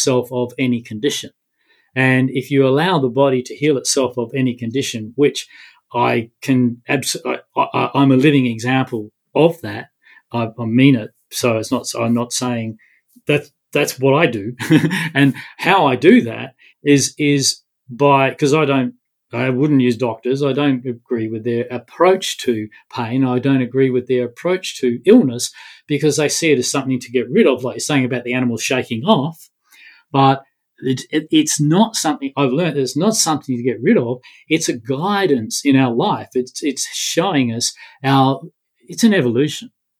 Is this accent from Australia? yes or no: yes; Australia; being an Australian